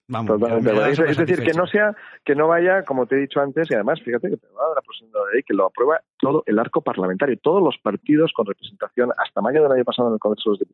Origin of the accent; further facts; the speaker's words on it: Spain; no pero es que yo soy español y yo no yo vengo yo estoy y vivo en un país en el cual se defiende la propiedad intelectual